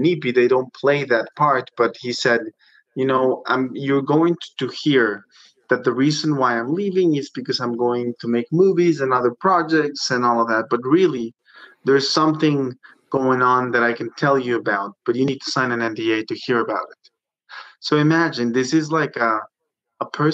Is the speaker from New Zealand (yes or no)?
no; Mexico; moved away; I come from Mexico.